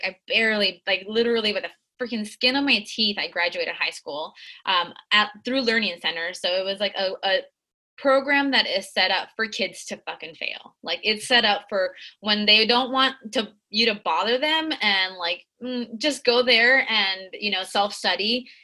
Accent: Tijuana, Baja California, Mexico; also born or lived in San Diego, United States / Guadalajara, Mexico; So I spent my life, I was born in San Diego, and I lived in TJ and Tijuana at the border.

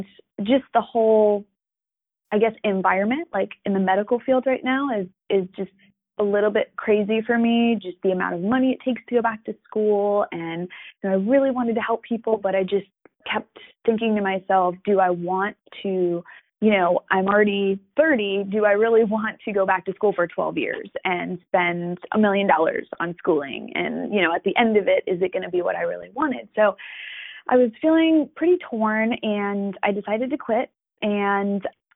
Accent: New York, United States; now in Florida, United States; I am from New York originally. I am currently living in Florida

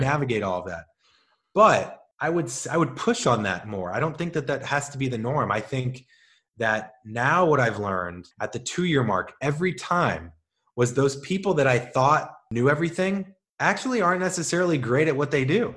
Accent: St. Louis, Missouri, United States; now in Los Angeles, United States; I'm from Saint Louis

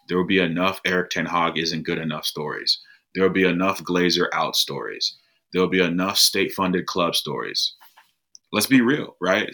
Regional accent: United States; I'm from the United States. Um, I grew up playing American football

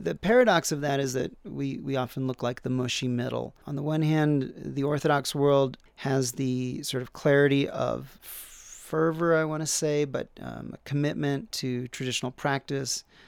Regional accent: United States; we also are very religious people. Americans in general, um, religion is part of our national debates

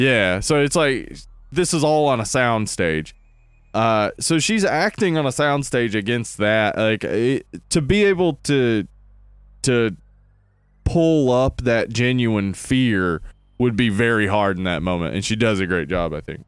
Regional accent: the South, United States; the accent, though, as Southerners

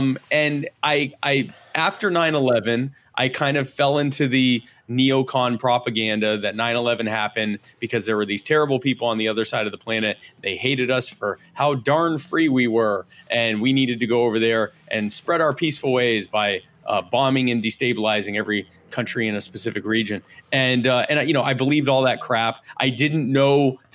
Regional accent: Myrtle Beach, South Carolina, United States; also born or lived in Baltimore, Maryland; living in Myrtle Beach as a child.

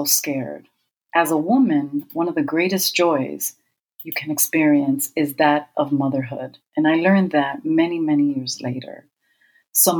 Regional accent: Chicago, Illinois, United States; I was born and raised in Chicago, Illinois.

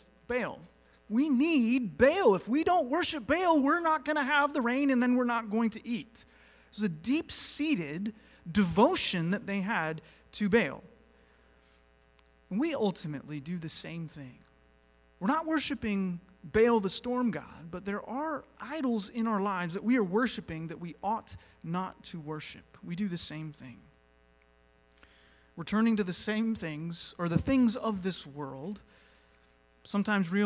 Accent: North Carolina, United States; moved away; I was raised in North Carolina. That's generally where I think of as my, you know, home state

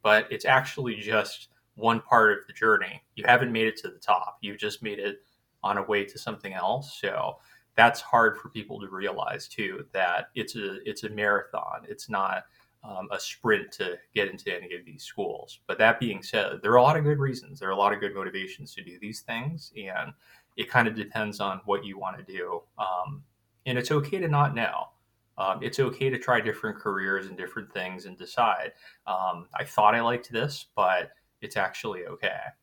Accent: Southern California, United States; also born or lived in Hawaii; originally, I'm from Hawaii, which was uh, you know is um, little island um, uh, area in the U.S. and then grew up mostly in Southern California

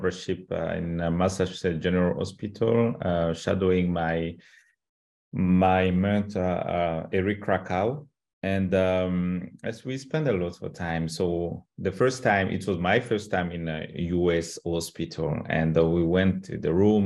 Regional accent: Rwanda; English is a second language; in a Rwandan culture

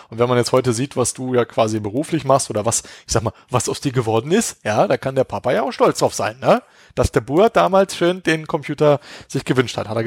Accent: Berlin, Germany; Also ich kann mich auf jeden Fall auch dran erinnern, Phobis, also ich komme ja aus Berlin und da gibt's, da gab's halt Phobis und Escom.

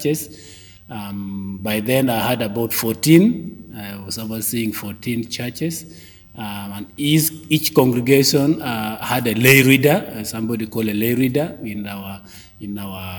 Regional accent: Gulu, Northern Region, Uganda; I come from Gulu. Gulu is the northern city for northern Uganda

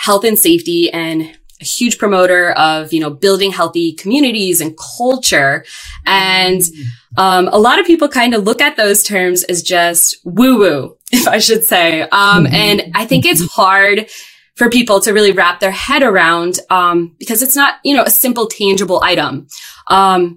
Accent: Northeast Pennsylvania, United States; moved away as an adult; I was born and raised in Northeast Pennsylvania

